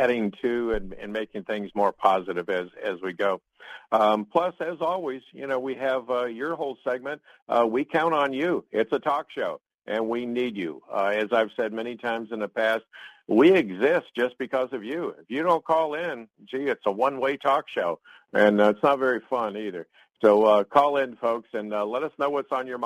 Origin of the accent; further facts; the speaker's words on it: Ohio, United States; also born or lived in New Smyrna Beach / Daytona Beach; now in Ocala, United States; I hail from Ohio